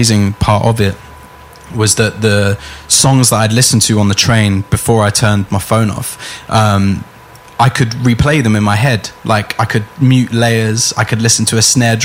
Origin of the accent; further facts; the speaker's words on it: London, United Kingdom; I grew up in Finsbury Park.